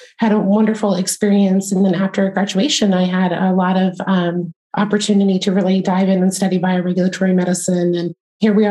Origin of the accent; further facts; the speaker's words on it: East Coast outside of DC, United States; moved away; also born or lived in Virginia; I grew up on the East Coast outside of DC